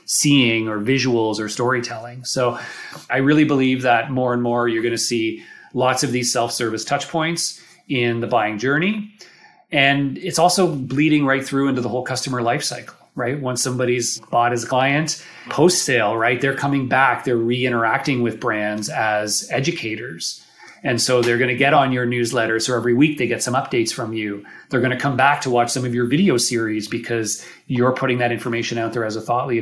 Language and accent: English; Toronto, Ontario, Canada; accent: Canadian; I'm here from Toronto. For those of you who haven't heard my Canadian accent yet